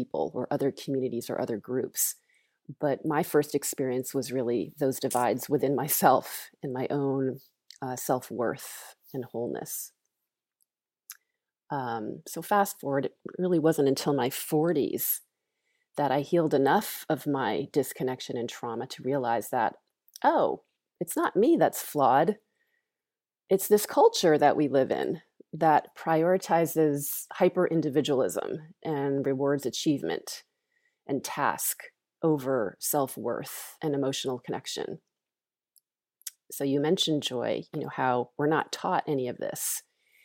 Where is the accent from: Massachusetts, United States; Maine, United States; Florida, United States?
Massachusetts, United States; Longmeadow; I grew up in Longmeadow, Massachusetts